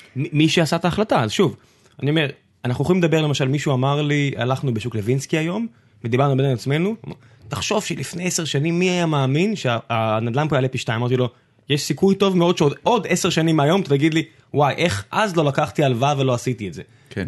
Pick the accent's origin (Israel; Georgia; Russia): Israel; Beersheba, Southern District; moved away; אני אז גדלתי בבאר שבע